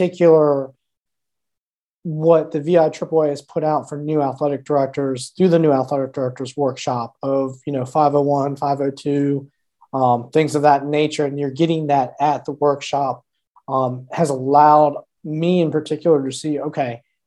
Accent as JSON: {"language": "English", "town": "Altavista", "region": "Virginia", "country": "United States", "tie": "born or raised there", "said": "I grew up in a small town, Alta Vista, Virginia, born and raised"}